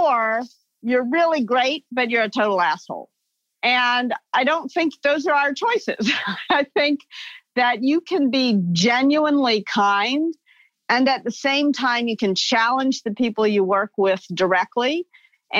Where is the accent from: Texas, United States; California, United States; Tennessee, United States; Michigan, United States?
Tennessee, United States; Memphis; moved away as an adult; also born or lived in New York City; I grew up in the Mid-South. I grew up in Memphis